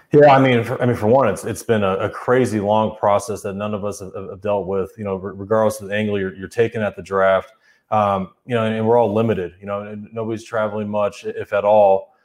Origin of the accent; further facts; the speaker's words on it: Arizona, United States; I grew up in Arizona